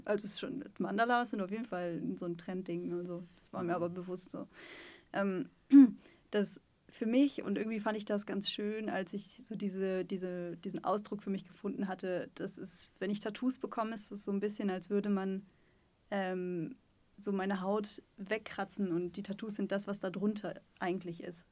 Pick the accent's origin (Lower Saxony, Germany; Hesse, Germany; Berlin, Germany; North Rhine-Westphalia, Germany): North Rhine-Westphalia, Germany; Sauerland; now in Stuttgart, Germany; ich komme eigentlich aus Nordrhein-Westfalen, aus dem Sauerland, aus dem Wald, aus dem tiefen Dorf.